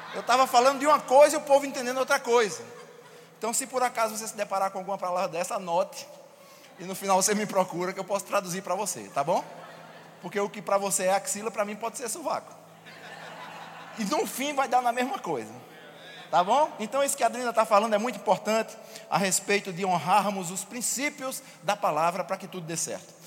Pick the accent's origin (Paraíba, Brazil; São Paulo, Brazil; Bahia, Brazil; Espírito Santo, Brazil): Paraíba, Brazil; eu venho lá de, da Paraíba, e lá no Nordeste, e na Paraíba principalmente, tem uns termos que a gente usa que às vezes não são comuns nos outros lugares.